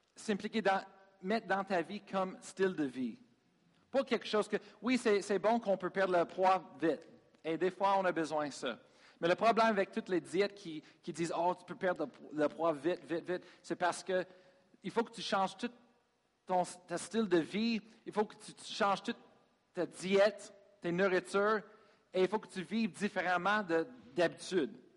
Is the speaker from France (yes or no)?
no; United States; French is a second language; moved away as an adult; now in Sherbrooke, Canada; Je suis américain